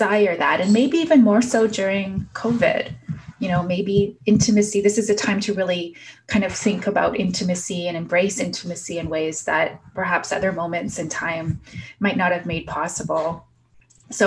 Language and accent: English; Southern Ontario, Canada; also born or lived in Prince Albert, Saskatchewan; I was born in Prince Albert, Saskatchewan, and then adopted out and traveled east, and now, you know, pretty much raised in Southern Ontario